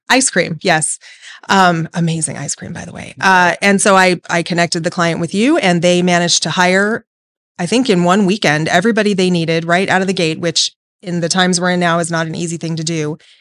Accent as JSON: {"language": "English", "town": "Las Vegas", "region": "Nevada", "country": "United States", "tie": "born or raised there", "said": "I was born and raised here in Vegas and have never left"}